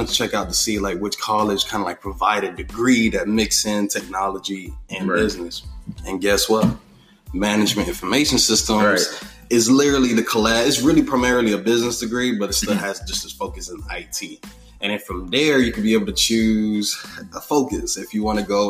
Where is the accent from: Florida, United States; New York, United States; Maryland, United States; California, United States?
Florida, United States; South; I've been born and raised in South Florida